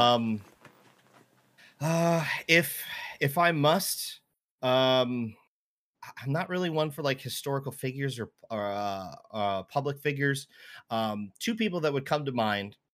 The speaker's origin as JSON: {"language": "English", "area": "just outside of Baltimore and DC", "region": "Maryland", "country": "United States", "tie": "born or raised there", "moved": "yes", "lives_now": "Seattle, United States", "said": "I grew up just outside of Baltimore and D C"}